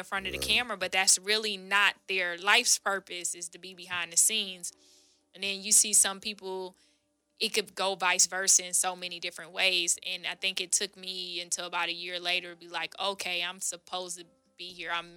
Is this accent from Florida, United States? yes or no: yes; Palm Beach County, South Florida, United States; moved away as an adult; now in Los Angeles, United States; I'm originally from South Florida